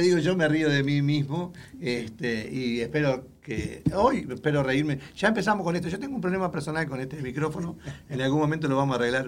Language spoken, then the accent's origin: Spanish; Uruguay; now in Houston, United States; soy originario de Uruguay, este, allá en Sudamérica